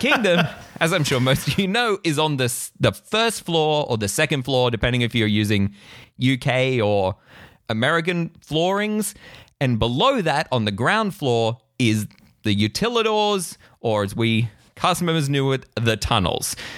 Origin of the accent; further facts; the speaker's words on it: Australia; as an Australian